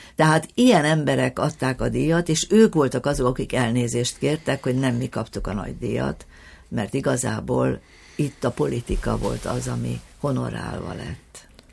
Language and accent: Hungarian; Hungary; mi magyarok vagyunk, és itthon kell csinálni tovább